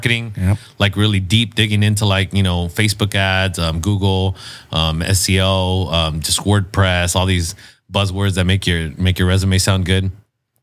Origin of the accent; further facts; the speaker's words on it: National City, California, United States; also born or lived in Los Angeles; I wouldn't call myself a native because I wasn't born there, but I was raised in National City.